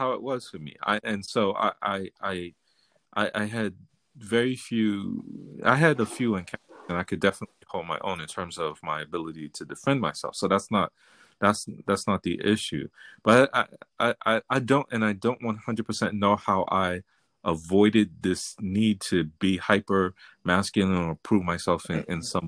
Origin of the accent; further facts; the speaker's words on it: New York City, New York, United States; I grew up in the hood. I grew up in the South Bronx